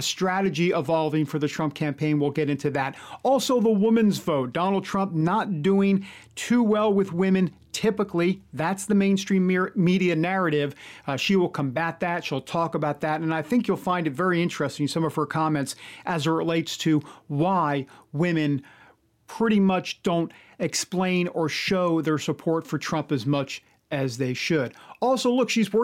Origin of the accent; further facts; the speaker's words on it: New York, United States; I'm from New York